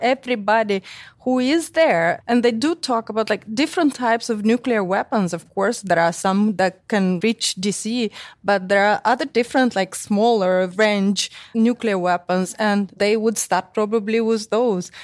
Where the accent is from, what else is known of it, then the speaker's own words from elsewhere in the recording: Chisinau, Moldova; moved away; I'm from Moldova, from Chisinau.